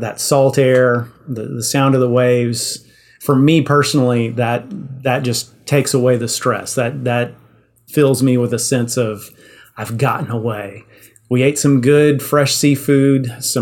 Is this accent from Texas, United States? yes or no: yes; Yoakum, Texas, United States; I grew up in Yoakum